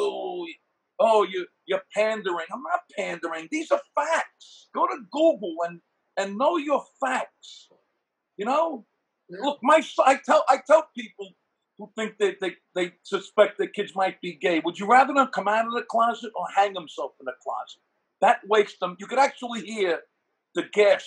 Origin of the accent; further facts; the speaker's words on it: New York City, New York, United States; I grew up in Brooklyn